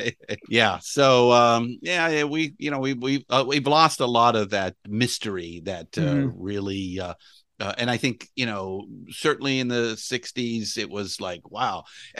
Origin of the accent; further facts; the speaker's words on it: Los Angeles, California, United States; No, I am a native Californian, but I was born and raised in Los Angeles.